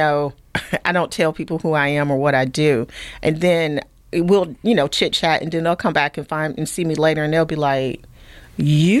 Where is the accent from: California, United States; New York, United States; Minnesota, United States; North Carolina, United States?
North Carolina, United States; Sampson County; moved away as an adult; also born or lived in Durham, North Carolina / Germany; I grew up down in Sampson County, barefoot, dirt road, kind of poor.